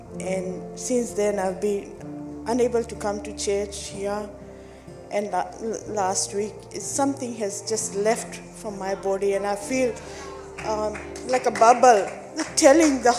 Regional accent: Fiji; I'm from Fiji Islands

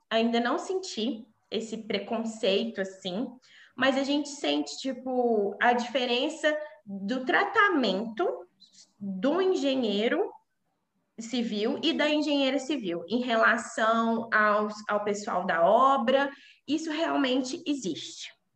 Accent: Brazil; moved away as an adult; now in Coimbra, Portugal; eu sou brasileira

